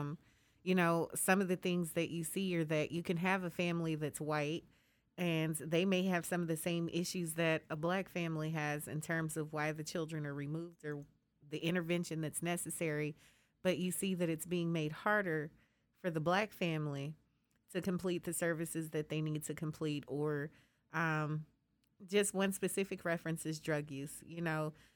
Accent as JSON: {"language": "English", "region": "Colorado", "country": "United States", "moved": "yes", "lives_now": "Texas, United States", "said": "I'm from Colorado"}